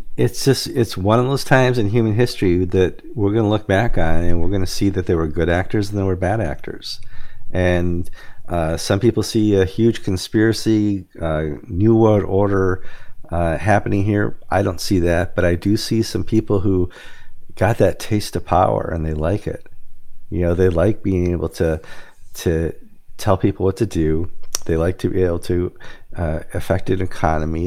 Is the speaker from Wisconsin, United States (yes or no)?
yes; Wisconsin, United States; My home state of Wisconsin